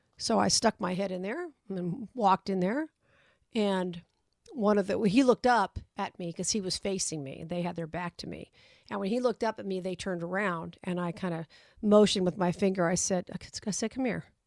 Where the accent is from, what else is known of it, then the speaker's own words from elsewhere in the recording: Las Vegas, Nevada, United States; my hometown